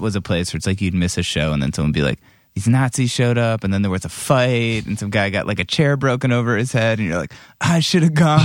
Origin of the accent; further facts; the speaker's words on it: Cleveland, Ohio, United States; I grew up in Cleveland